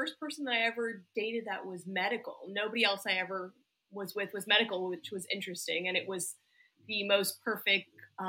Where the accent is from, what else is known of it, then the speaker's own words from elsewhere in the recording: New York City, New York, United States; moved away as an adult; also born or lived in Washington, D.C.; now in New Orleans, United States; I'm originally from New York City. And I went to medical school in DC and then I did residency here in New Orleans. And so that's how I'm here now.